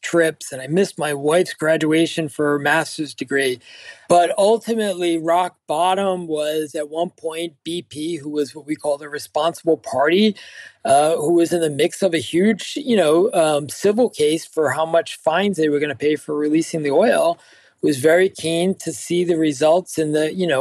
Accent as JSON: {"language": "English", "area": "Cape Cod", "region": "Massachusetts", "country": "United States", "accent": "Cape Cod", "said": "me in Cape Cod with my accent"}